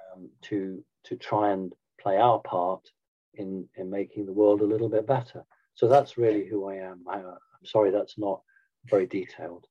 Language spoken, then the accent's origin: English; United Kingdom; I'm a Brit